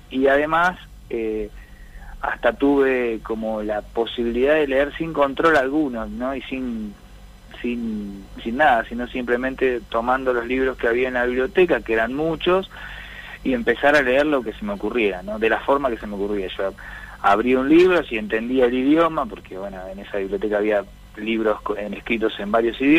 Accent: Azul, Buenos Aires Province, Argentina; yo me crecí en una zona rural, ¿no? Bastante alejado, como decís vos, de las en las afueras de la barriga, bastante, bastante afuerita, ya eso era más partido de azul, y bueno, y ahí, y ahí crecí

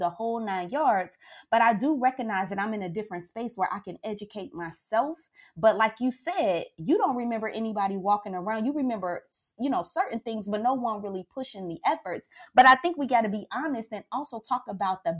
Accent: Cincinnati, Ohio, United States; moved away as an adult; also born or lived in Maryland; I grew up in Winton Terrace

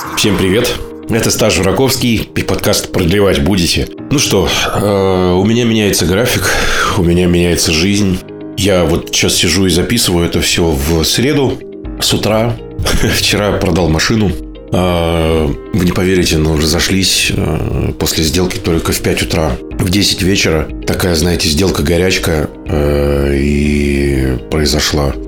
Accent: Novokuznetsk, Kemerovo Oblast, Russia; я сам из Новокузнецкой

